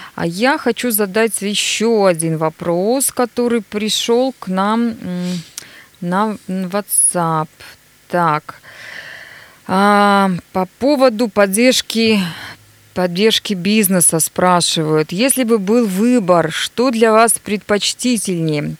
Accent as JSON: {"language": "Russian", "town": "Nizhny Tagil", "region": "Sverdlovsk Oblast", "country": "Russia", "tie": "born or raised there", "moved": "yes", "lives_now": "Yekaterinburg, Russia", "said": "Привет, мой родной город"}